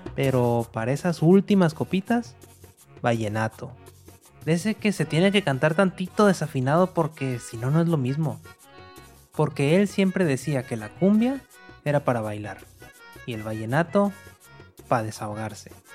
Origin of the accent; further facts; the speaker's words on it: Monterrey, Nuevo León, Mexico; moved away as an adult; now in New York, United States; Nací en Monterrey, al noreste de México